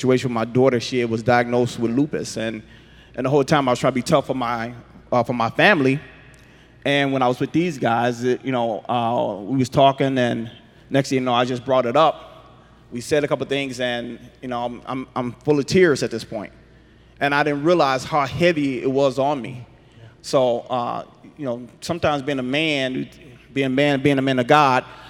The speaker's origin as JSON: {"language": "English", "town": "Chicago", "region": "Illinois", "country": "United States", "tie": "born or raised there", "said": "I grew up in Chicago"}